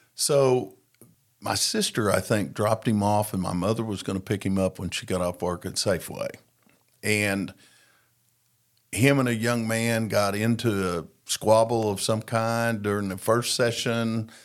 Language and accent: English; Tulsa, Oklahoma, United States; I was born in Tulsa, Oklahoma.